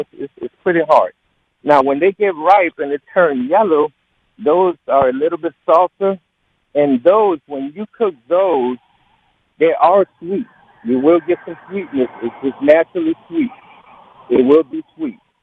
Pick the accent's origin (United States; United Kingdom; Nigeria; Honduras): Honduras; moved away; I'm originally from Honduras